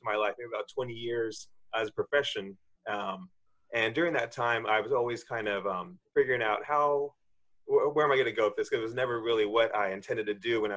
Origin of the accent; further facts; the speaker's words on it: Southern California, United States; first language English; now in San Francisco, United States; growing up in Southern California and moving up to San Francisco, always been a Californian